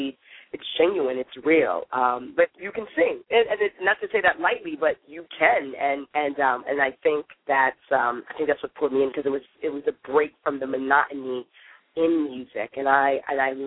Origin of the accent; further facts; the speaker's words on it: Northern Virginia, United States; I grew up right outside of Maryland, like Northern Virginia